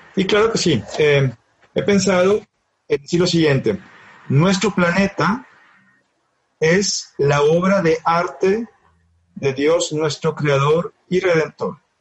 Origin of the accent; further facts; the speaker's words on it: Monterrey, Nuevo León, Mexico; yo vengo de Monterrey del Norte